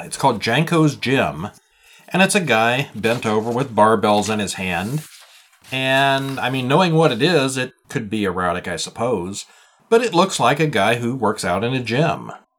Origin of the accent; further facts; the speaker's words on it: Montreal, Quebec, Canada; 2 are in French. I'm from Montreal.